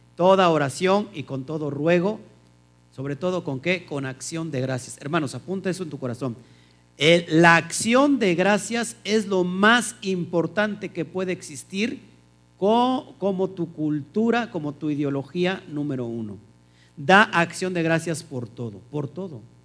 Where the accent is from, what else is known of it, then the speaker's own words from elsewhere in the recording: Mexico; la costumbre que tenemos nosotros como los mexicanos